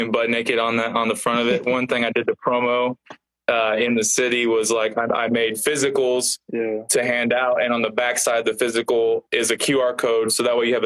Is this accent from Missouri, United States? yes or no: yes; Independence, Missouri, United States; also born or lived in Kansas City; that house is where I grew up in Independence.